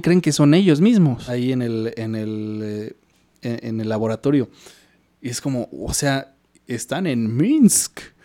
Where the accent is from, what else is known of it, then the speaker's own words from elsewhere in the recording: Mexico; como mexicano